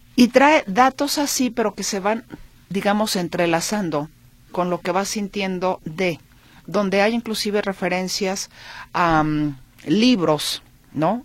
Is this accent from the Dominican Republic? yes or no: no; Mexico